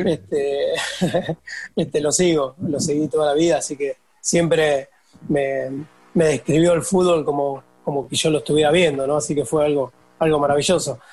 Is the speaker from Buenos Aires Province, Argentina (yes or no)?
yes; San Pedro, Buenos Aires Province, Argentina; Yo soy de San Pedro